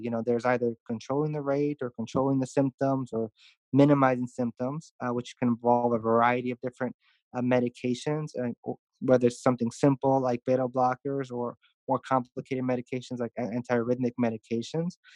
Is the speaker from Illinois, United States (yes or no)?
yes; Chicago, Illinois, United States; moved away as an adult; also born or lived in St. Louis, Missouri; now in Houston, United States; I'm originally from Chicago, uh, born born and raised